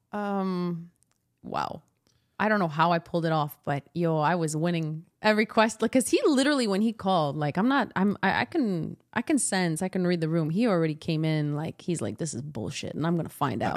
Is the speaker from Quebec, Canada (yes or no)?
yes; Montreal, Quebec, Canada; I'm from the West Island